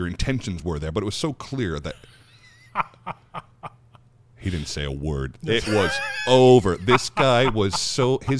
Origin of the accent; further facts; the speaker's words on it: United States; I'm an American